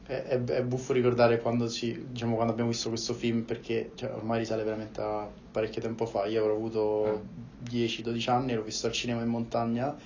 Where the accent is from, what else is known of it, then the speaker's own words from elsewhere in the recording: Rome, Lazio, Italy; io essendo romano